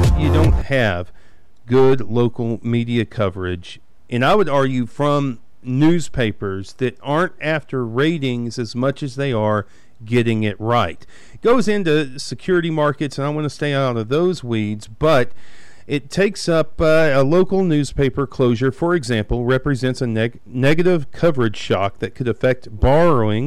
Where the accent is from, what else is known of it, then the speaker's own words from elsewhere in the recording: Abernathy, Texas, United States; I grew up in Abernathy, Texas, 2904, and we had the Abernathy Weekly Review